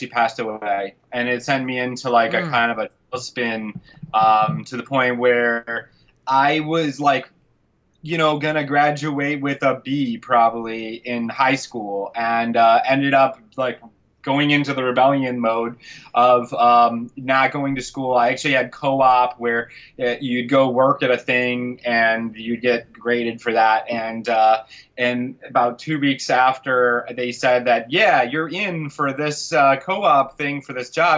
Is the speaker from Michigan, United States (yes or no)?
yes; Wyandotte, Michigan, United States; I was born in Wyandotte, Michigan.